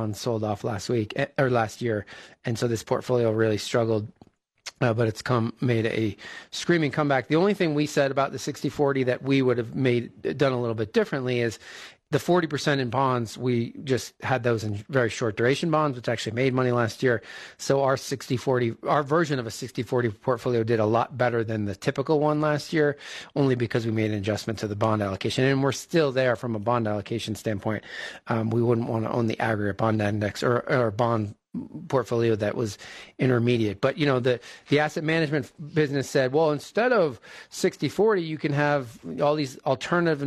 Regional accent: East Coast, United States; now in Bend, United States; I grew up on the East Coast, where when one flake of snow flies, an army of trucks comes out

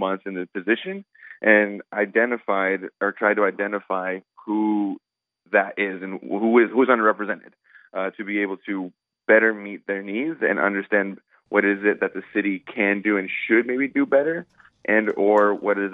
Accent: Madras, Oregon, United States; also born or lived in Redmond, Oregon; now in Bend, United States; I'm a Central Oregonian, born and raised. I was born in Redmond. I grew up from Madras, so I'm a white buffalo, graduated in 2011

